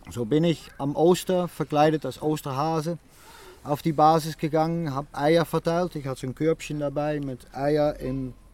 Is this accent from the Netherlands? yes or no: yes; Netherlands; German is a second language; wir kommen auch aus den Niederlanden.